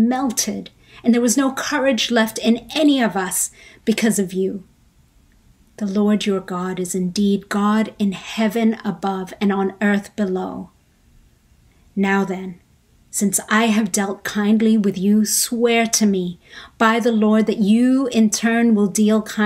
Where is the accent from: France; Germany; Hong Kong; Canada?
Hong Kong; moved away as an adult; also born or lived in Philippines; now in United States; I was born in Hong Kong